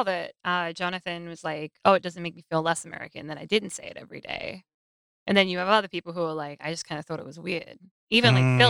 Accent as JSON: {"language": "English", "region": "South Australia", "country": "Australia", "tie": "born or raised there", "also_born_or_lived": "Victoria", "moved": "yes", "lives_now": "United States", "said": "it was the same for me growing up in South Australia, then moving to Victoria. It was, like, I felt very South Australian until I didn't."}